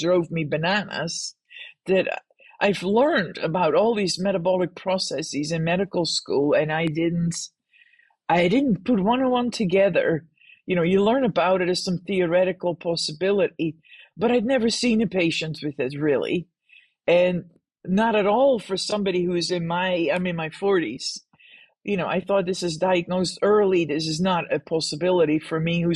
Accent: Netherlands; moved away; I grew up in the Netherlands

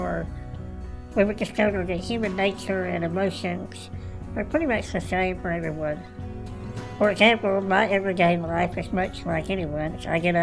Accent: Dallas, Texas, United States; I grew up in Dallas, Texas, living with my parents and my three younger brothers.

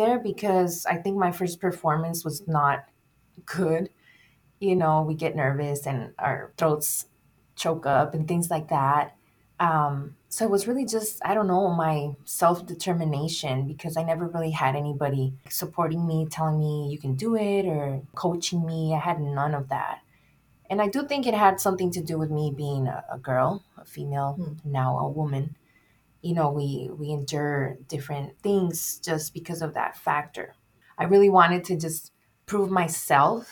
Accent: Nogales, Arizona, United States; I was born and raised here in Nogales, Arizona, and I was living in Nogales, Sonora for the first part of my life

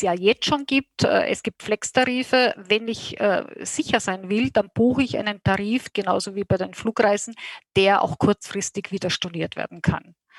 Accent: Austria; als Österreicher

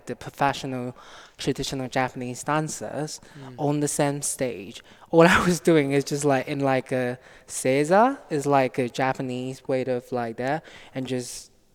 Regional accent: Nanning, Guangxi, China; moved away as an adult; now in United Kingdom; I was born in China, South China, a small city called Nanning

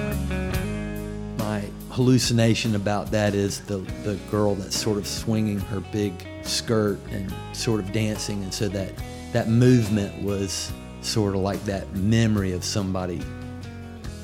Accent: United States; being an American in the pre-EU Europe

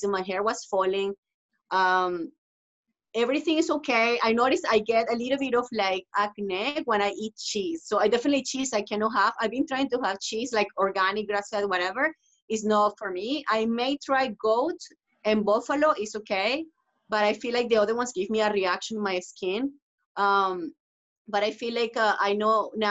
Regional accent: Venezuela; now in Toronto, Canada; I'm from Venezuela

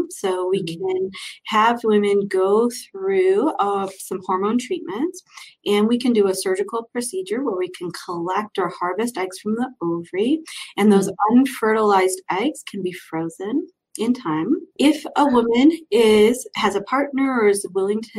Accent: Cleveland, Ohio, United States; moved away as an adult; also born or lived in Chicago / Philadelphia; now in Denver, United States; I grew up in Cleveland, Ohio.

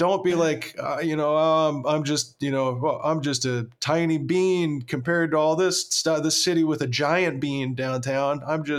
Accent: Oklahoma, United States; now in Chicago, United States; I'm in like this big cool city and I'm from Oklahoma, so like what do I know?

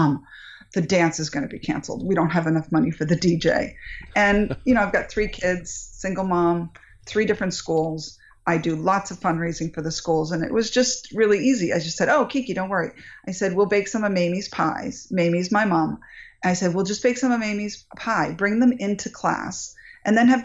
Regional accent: New England, United States; now in Northern California, United States; I grew up in New England

